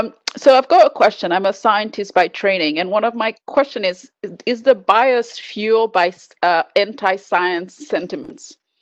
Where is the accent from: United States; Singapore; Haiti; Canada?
Haiti; oh yeah, I am from Haiti.